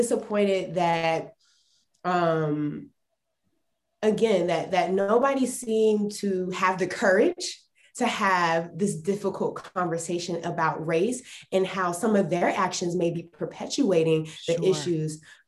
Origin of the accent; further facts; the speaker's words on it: Salisbury, North Carolina, United States; moved away as an adult; now in Austin, United States; I'm from North Carolina. We have a very high Hispanic population. And the place where I was at, there was a very big Black population as well, because Salisbury, North Carolina